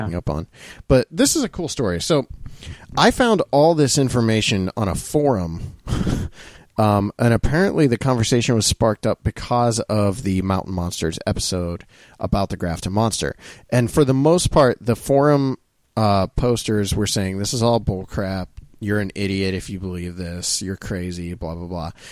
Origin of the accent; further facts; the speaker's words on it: Ohio, United States; growing up in Ohio